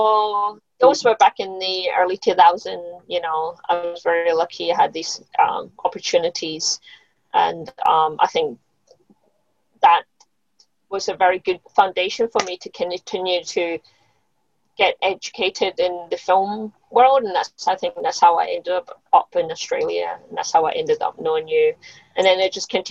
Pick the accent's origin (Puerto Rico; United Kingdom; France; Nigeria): United Kingdom; Scotland; moved away; I grew up in Scotland